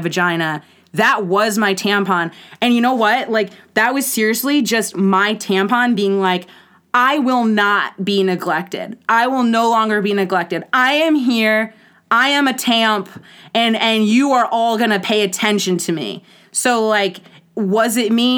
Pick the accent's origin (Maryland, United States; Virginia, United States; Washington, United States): Maryland, United States; Baltimore; I'm from Baltimore, Maryland